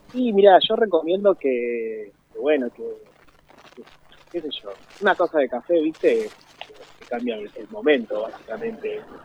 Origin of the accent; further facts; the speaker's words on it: Quilmes, Buenos Aires Province, Argentina; moved away as an adult; now in Buenos Aires, Argentina; vengo para acá, para Capital, yo soy de Quilmes